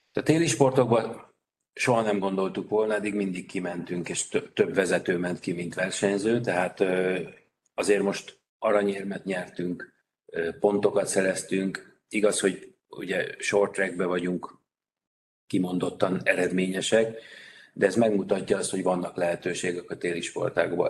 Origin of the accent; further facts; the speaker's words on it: Vác, Pest, Hungary; Vácról jöttem, Vácot pedig azért volt sportolási lehetőség